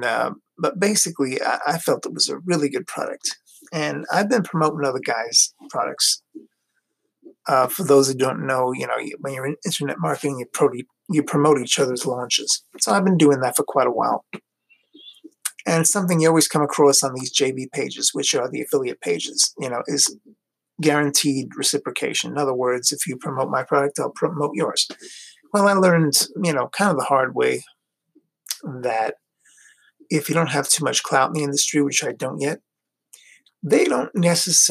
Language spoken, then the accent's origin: English; New York City, New York, United States; moved away as an adult; also born or lived in Long Island, New York / Florida; now in Ohio, United States; I grew up in New York City, Queens, to be exact. I'm a Queens boy